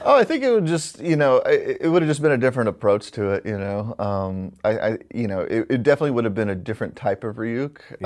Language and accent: English; Alabama, United States; born or raised there